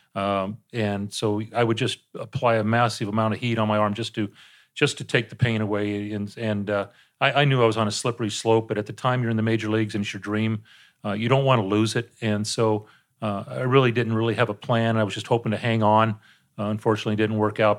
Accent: San Diego, California, United States; I got back to my hometown in San Diego

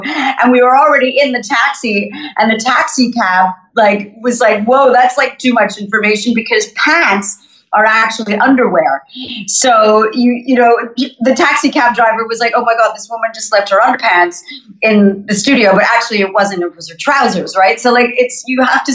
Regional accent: Montreal, Quebec, Canada; accent: North American; moved away as an adult; now in London, United Kingdom; I'm from Montreal originally. I grew up in the English-speaking part.

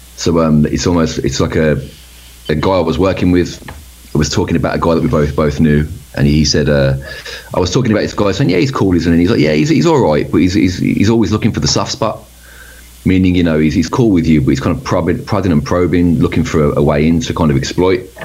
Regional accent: Birmingham, West Midlands, United Kingdom; where we grew up in Birmingham

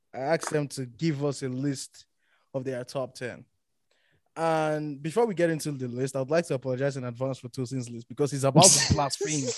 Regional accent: Nigeria; we grew up in Nigeria

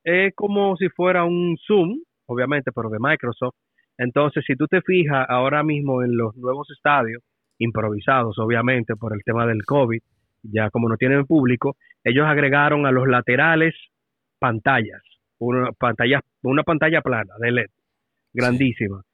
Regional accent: Dominican Republic; como dominicano

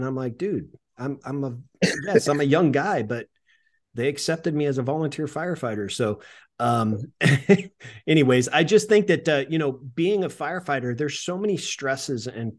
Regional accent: California, United States; I was a volunteer fireman at 17 years old, 16, 17 years old for a little town I grew up in Northern California. And it was a small town. It's like 1,000 people.

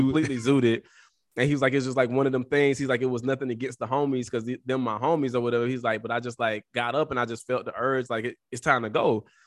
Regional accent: the South, United States; as a Southerner

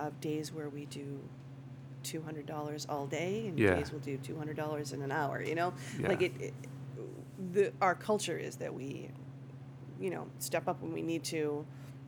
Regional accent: Marblehead, Massachusetts, United States; also born or lived in Malden, Massachusetts; now in Salem, United States; I'm from Marblehead

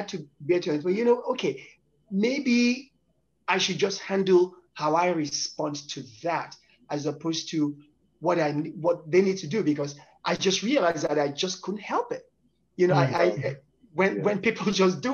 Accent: Nigeria; now in United States; I come from Nigeria, West Africa, and to be in the United States, now in the West

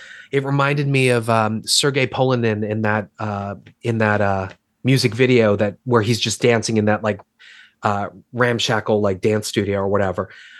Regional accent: Baltimore, Maryland, United States; Filmed in my hometown

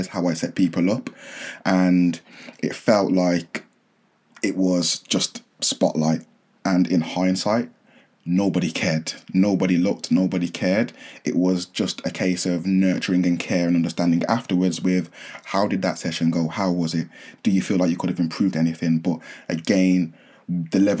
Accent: near Birmingham, West Midlands, United Kingdom; also born or lived in Nottingham; I relocated from Nottingham back home near the Midlands, Birmingham

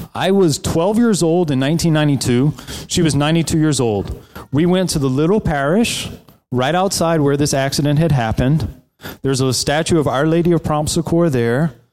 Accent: South Louisiana, United States; moved away; I grew up in South Louisiana, on the coast of South Louisiana, right south of New Orleans.

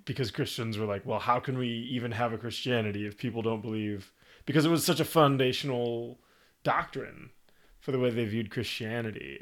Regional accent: United States

